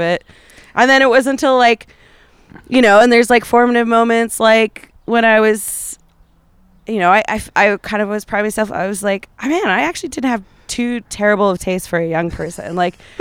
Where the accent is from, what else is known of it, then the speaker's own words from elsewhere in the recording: Calgary, Alberta, Canada; I come from Calgary